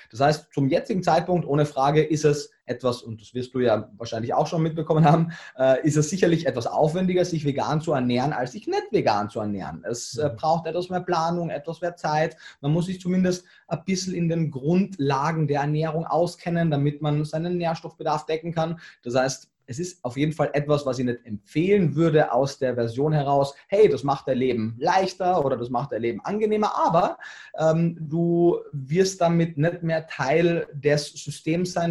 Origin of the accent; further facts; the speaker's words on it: Carinthia, Austria; ich bin so im Schnitt alle zwei Jahre in, in Kärnten